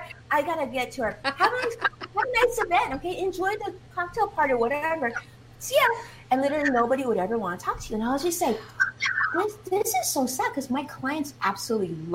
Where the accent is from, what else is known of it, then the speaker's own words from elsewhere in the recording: Los Angeles, California, United States; accent: Chinglish; first language Chinese; English is a second language; I spoke Chinese at home before speaking English. Even though, you know, I was born here in Los Angeles, I thought it was an L.A. accent, but I guess it's a Chinglish accent